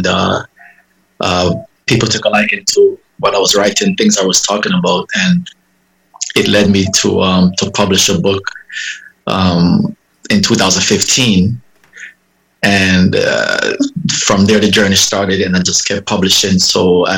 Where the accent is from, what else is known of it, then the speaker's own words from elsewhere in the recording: Jamaica; now in Miami, United States; I hail from Jamaica. I currently live in Miami, but I've been living here about 31 years, about 32 years